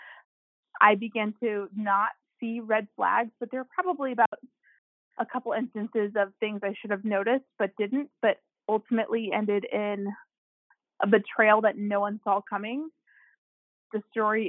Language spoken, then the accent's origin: English; St. Louis, Missouri, United States; I'm from St. Louis, and I am 33